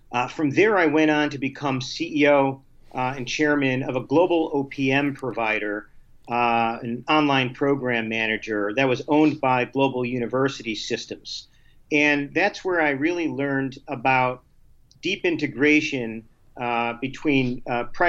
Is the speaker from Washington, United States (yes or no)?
no; Binghamton, New York, United States; I grew up in Binghamton, New York